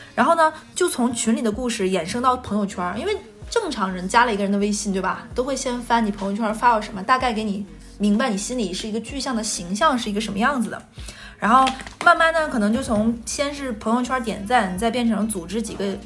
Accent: Jilin, China; moved away; 吉林的，我老家

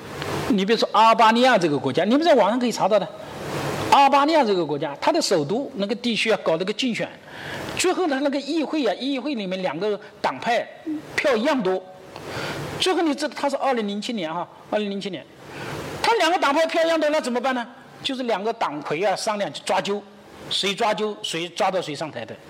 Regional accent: China; 而我们中国人采取的第四种方式是什么呢？

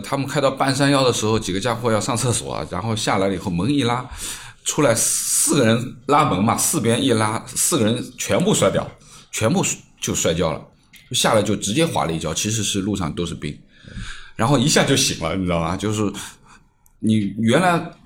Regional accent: Jiangnan, China; now in Shanghai, China; 其实就是说对于我们江南人来说，其实滑雪是一件蛮奢侈的事情

